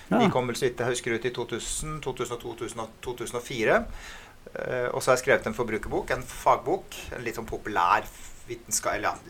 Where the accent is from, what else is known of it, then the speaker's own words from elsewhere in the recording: Askim, Østfold, Norway; moved away as an adult; Men jeg flyttet fra Askim da jeg var 19 år.